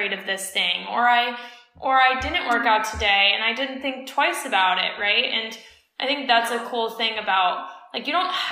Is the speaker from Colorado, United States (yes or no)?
yes; Colorado, United States; growing up in Colorado, in the States